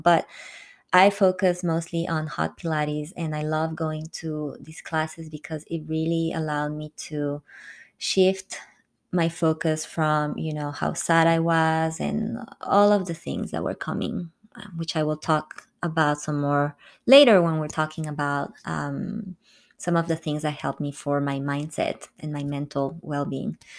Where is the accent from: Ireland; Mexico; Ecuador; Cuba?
Ecuador; Quito, Pichincha; moved away as an adult; also born or lived in France; my hometown, Quito